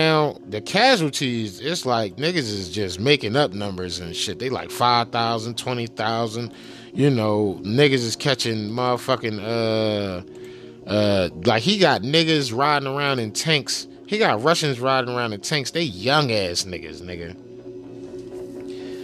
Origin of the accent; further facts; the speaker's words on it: Philadelphia, Pennsylvania, United States; I'm from Philadelphia